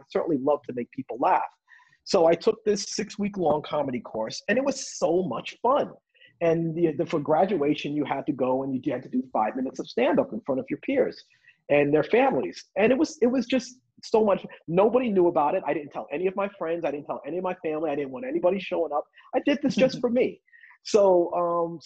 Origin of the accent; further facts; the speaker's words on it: New York City, New York, United States; as a kid from growing up in the Bronx